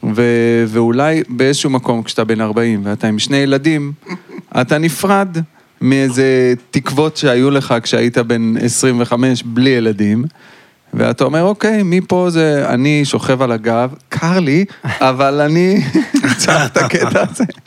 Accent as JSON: {"language": "Hebrew", "town": "Ashdod", "region": "Southern District", "country": "Israel", "tie": "born or raised there", "said": "אני גדלתי באשדוד"}